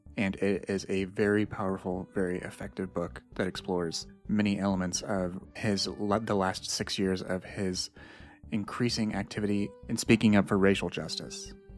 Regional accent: Indiana, United States; I grew up in Indiana

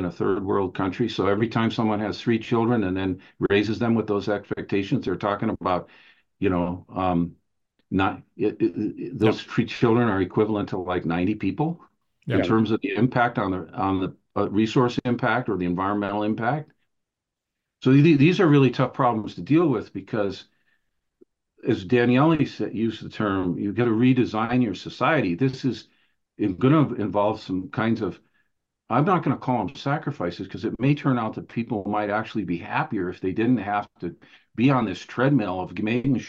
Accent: Minnesota, United States; moved away; I grew up in Minnesota

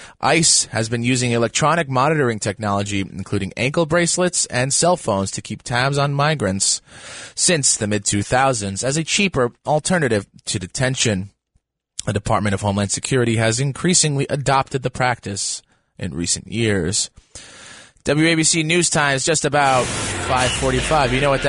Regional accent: New York City, New York, United States; I'm also from the Bronx

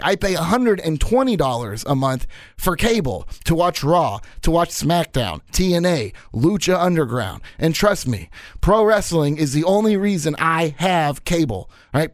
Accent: Kansas City, Missouri, United States; my hometown of Kansas City at Kemper Arena

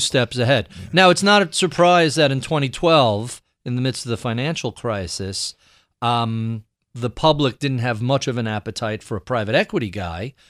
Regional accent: New York, United States; growing up in New York

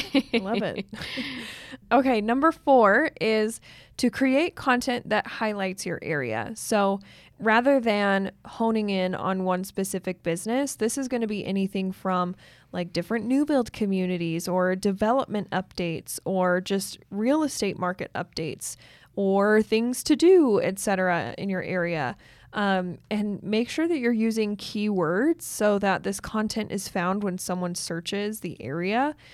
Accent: Utah, United States; Like I'm from Northern Utah, so I used to live close to Idaho Falls.

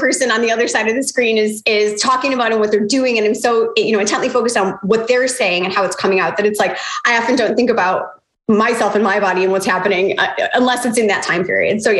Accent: Chicago, Illinois, United States; moved away as an adult; now in Jacksonville Beach, United States; I'm from Chicago. That was where I was born and raised.

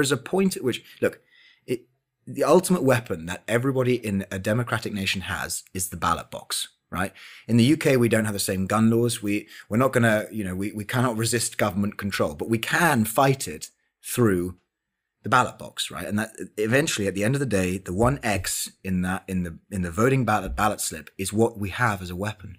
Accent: London, United Kingdom; also born or lived in Oxford; I spent my entire life in London

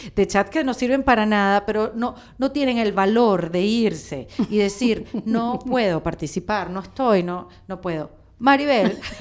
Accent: Venezuela

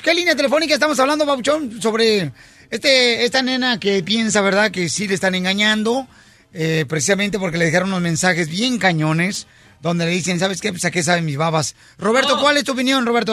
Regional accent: Ocotlán, Jalisco, Mexico; soy de Ocotlán, Jalisco

